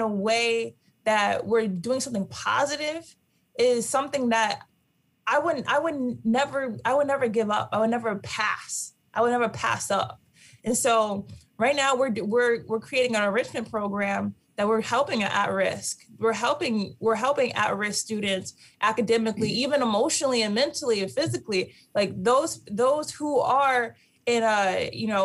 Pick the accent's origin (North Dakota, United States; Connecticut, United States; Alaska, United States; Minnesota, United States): Connecticut, United States; Norwalk; moved away; I'm coming back to Norwalk. This is my hometown. This is where I started my basketball career. This is where I grew up playing with all my friends